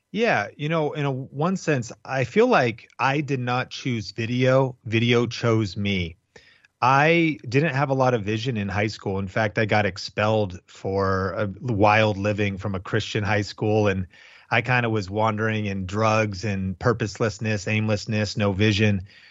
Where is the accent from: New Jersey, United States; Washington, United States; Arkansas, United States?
Washington, United States; Arlington; also born or lived in Seattle, Washington; I grew up in Arlington, Washington. It was very rural, kind of farm community.